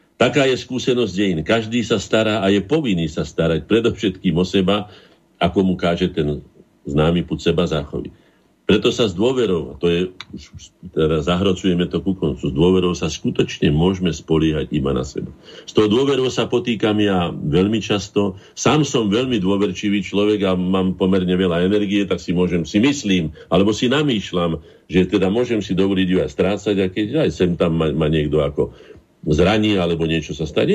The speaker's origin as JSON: {"language": "Slovak", "country": "Slovakia", "said": "my sme Slováci"}